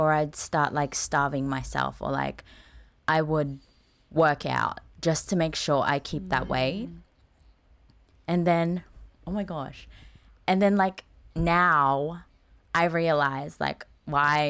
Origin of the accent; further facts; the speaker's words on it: Philippines; moved away; growing up in the Philippines